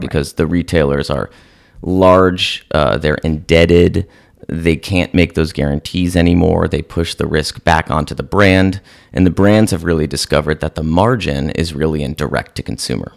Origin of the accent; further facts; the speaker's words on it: San Francisco, California, United States; moved away as an adult; also born or lived in Chicago / New York; I was born and raised in San Francisco